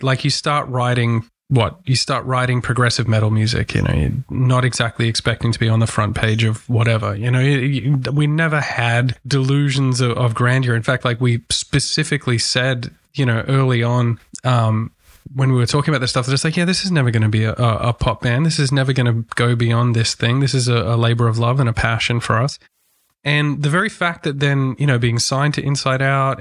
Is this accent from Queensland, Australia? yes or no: yes; Brisbane, Queensland, Australia; we come from Brisbane.